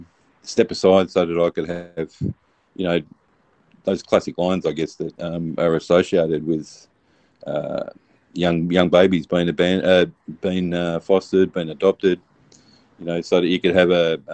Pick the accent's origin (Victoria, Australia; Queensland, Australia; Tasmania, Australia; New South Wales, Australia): Victoria, Australia; Melbourne; I was born here in Australia, in Melbourne, and my folks were classic Poms who moved here for a happier life